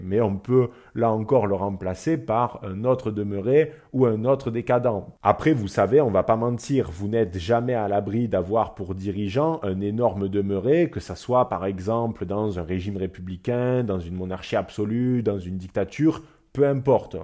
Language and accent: French; France; en tant que Français